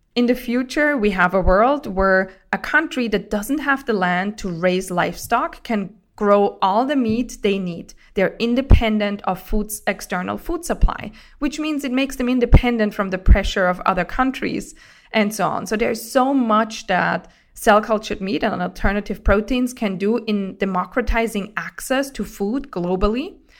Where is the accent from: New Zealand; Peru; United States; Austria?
Austria; grew up in Austria, and being on farms